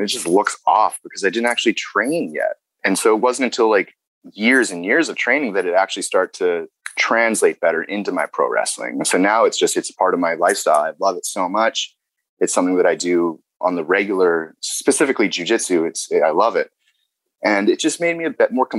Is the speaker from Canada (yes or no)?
yes; Canada; growing up in Canada